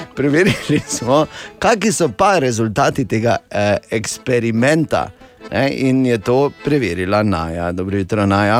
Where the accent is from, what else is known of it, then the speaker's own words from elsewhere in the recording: Maribor, Drava, Slovenia; nam iz Maribora